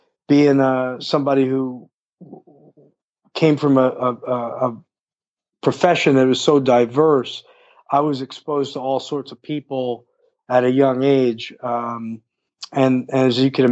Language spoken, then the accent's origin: English; New York, United States; also born or lived in Brooklyn; I'm from New York originally. I'm an outer boroughs guy. My parents are from Brooklyn. I'm from Queens